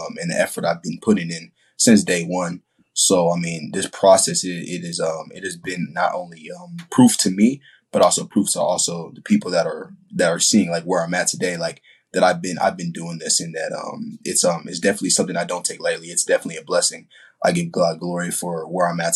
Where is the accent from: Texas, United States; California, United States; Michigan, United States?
Texas, United States; San Antonio; also born or lived in Ramstein Air Base, Germany / Ohio (family); Then I moved to San Antonio, Texas in 2009. So I'd say I've been here for